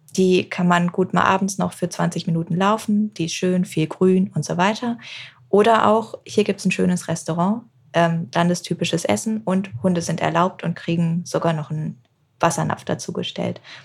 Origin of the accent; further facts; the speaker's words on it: England, United Kingdom; moved away; ich bin zum Beispiel in England aufgewachsen